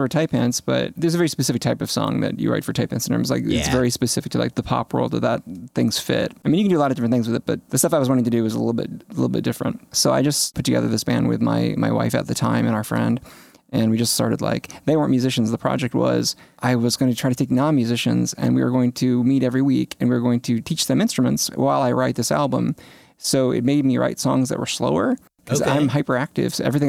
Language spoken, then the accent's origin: English; St. Louis, Missouri, United States; I'm from St. Louis.